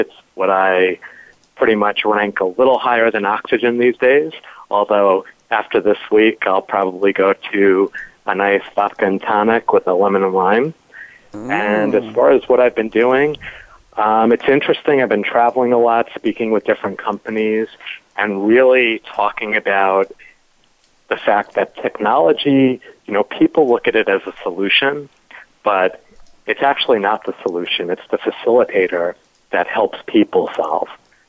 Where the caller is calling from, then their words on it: Raleigh, North Carolina, United States; I'm calling from North Carolina, not too far from you.